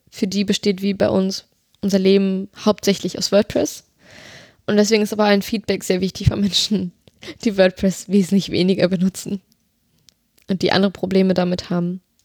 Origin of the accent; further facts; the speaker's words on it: Berlin, Germany; gebürtig aus Berlin